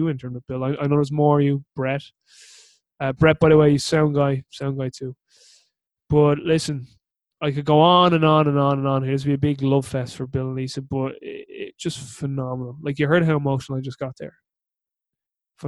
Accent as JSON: {"language": "English", "country": "Ireland", "said": "I'm their adopted Irish son"}